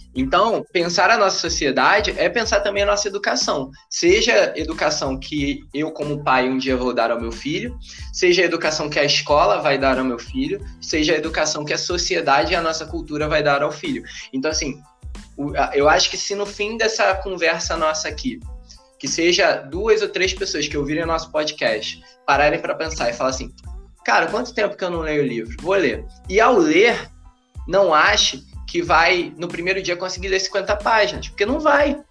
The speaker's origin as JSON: {"language": "Portuguese", "region": "Rio de Janeiro", "country": "Brazil", "tie": "born or raised there", "said": "eu nasci em Realengo"}